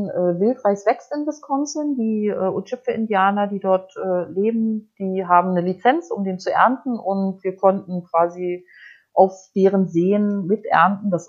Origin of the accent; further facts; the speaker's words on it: Baltic coast, Germany; Ich bin ja an der Ostsee aufgewachsen und angeln äh, also äh, ich bin auch mit der Angel in der Hand geboren, so